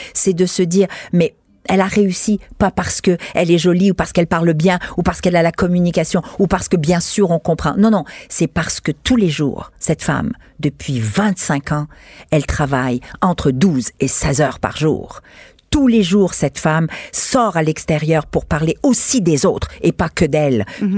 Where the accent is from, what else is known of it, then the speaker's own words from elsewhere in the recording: Quebec, Canada; Je suis québécoise, canadienne, je suis femme, je suis européenne, je suis universelle, puisque je viens d'origine multiple.